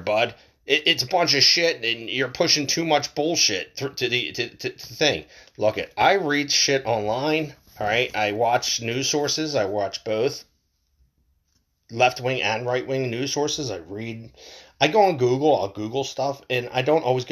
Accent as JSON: {"language": "English", "country": "United States"}